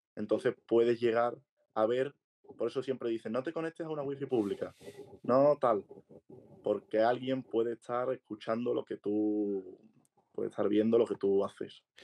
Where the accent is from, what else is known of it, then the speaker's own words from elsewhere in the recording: Seville, Andalusia, Spain; now in Madrid, Spain; soy de Sevilla, ahora estoy viviendo aquí en Madrid